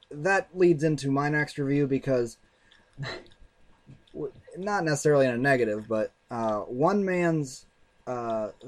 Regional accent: Canada; well, I'm from Canada, eh?

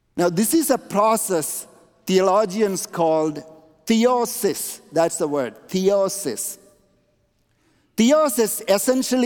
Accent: India; moved away; I grew up in India, and the Jesus I knew was given to us by the British

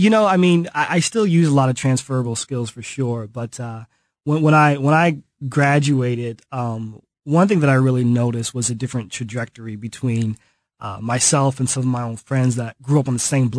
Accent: Kansas City, Missouri, United States; moved away as an adult; also born or lived in Chicago; I grew up here in Kansas City, but I found City Year in Chicago. I was living up there for about 10 years.

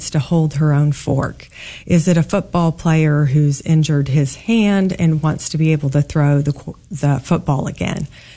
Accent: Kansas, United States; born or raised there; also born or lived in St. Louis, Missouri

